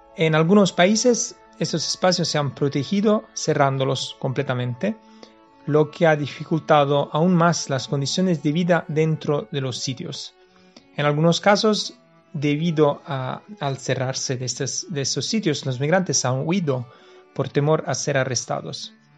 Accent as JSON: {"language": "Spanish", "town": "Naples", "region": "Campania", "country": "Italy", "said": "Yo vengo de Nápoles, estamos cerca del volcán Vesubio"}